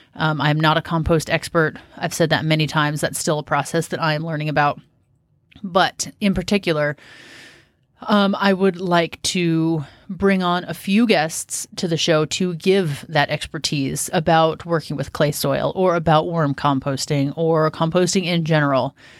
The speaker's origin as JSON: {"language": "English", "region": "Washington", "country": "United States", "also_born_or_lived": "Southern California / South Carolina", "moved": "as an adult", "lives_now": "Western Oregon, United States", "said": "I'm from Washington State, which is very similar in climate to where we're at in Oregon."}